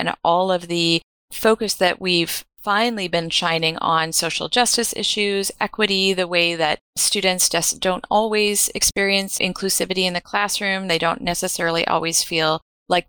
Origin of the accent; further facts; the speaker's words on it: Canada; I'm Canadian